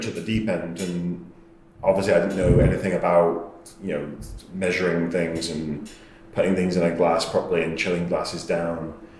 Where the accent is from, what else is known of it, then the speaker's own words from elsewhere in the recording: England, United Kingdom; I'm from England, they like me already, that's good.